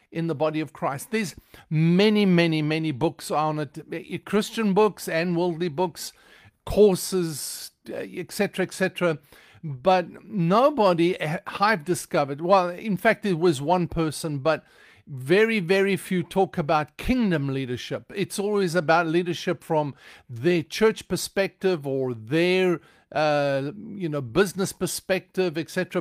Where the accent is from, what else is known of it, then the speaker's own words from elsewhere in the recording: South Africa; now in United States; I don't speak with an American accent because I am originally from South Africa.